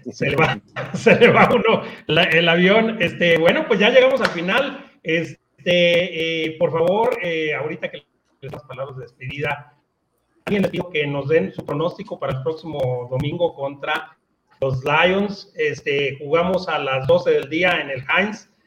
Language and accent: Spanish; Guadalajara, Jalisco, Mexico; moved away; los Borreos Guadalajara, allá en mi tierra